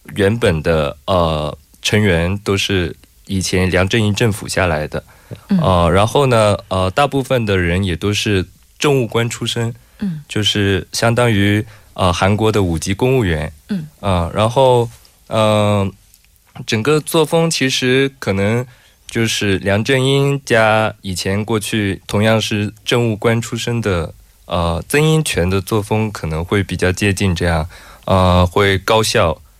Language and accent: Chinese; Hong Kong; 作为香港人